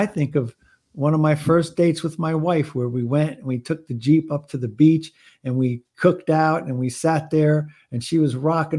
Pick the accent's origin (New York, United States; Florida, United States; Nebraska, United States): Florida, United States; I'm from Florida. I love the warm weather.